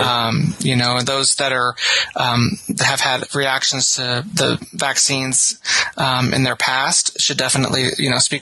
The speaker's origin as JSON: {"language": "English", "town": "St. Marys", "region": "Kansas", "country": "United States", "said": "So I'm from St. Mary's, which is, um, a little ways down Highway 24 from Rossville, about five minutes away."}